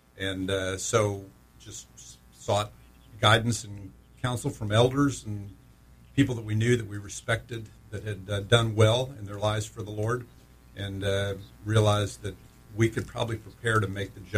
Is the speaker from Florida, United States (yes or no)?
yes; Orlando, Florida, United States; Well, Orlando.